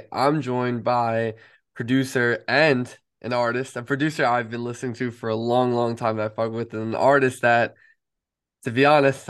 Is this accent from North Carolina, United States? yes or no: no; New York, United States; I'm from New York. My knowledge of California is, unfortunately, not that good.